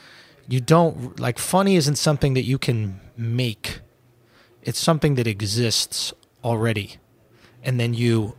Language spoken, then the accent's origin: English; New York City, New York, United States; I grew up in Manhattan, New York City, a few blocks from here, to be honest, on Astor Place and Lafayette Street.